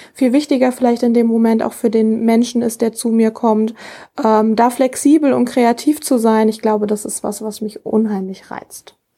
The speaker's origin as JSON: {"language": "German", "town": "Rheda-Wiedenbrück", "region": "North Rhine-Westphalia", "country": "Germany", "tie": "born or raised there", "said": "was gefällt mir besonders an meiner Heimatstadt? Ich glaube einfach, äh, ja, die Stadt an sich, die alten Fachwerkhäuser"}